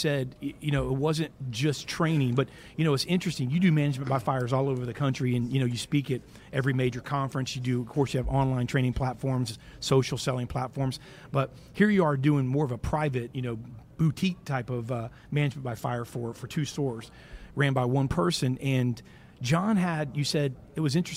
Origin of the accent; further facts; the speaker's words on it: Brandon, Florida, United States; I grew up here in the Tampa Brandon area